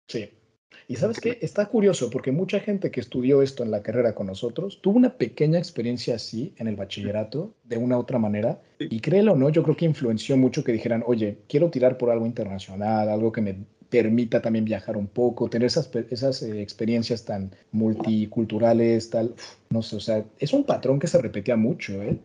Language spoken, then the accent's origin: Spanish; Mexico; now in Brussels, Belgium; Yo que soy mexicano de, pues, eso, nacional española, pero esto aquí en Bruselas puedo trabajar como ciudadano español